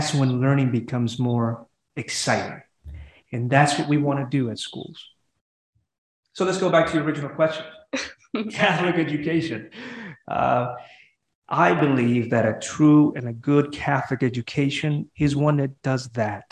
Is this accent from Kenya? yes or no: no; Honduras; now in Fort Worth, United States; I'm from Honduras.